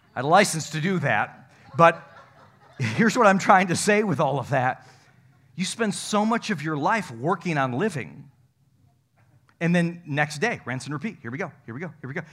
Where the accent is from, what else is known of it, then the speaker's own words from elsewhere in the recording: North Country, New York, United States; moved away; I come from the North Country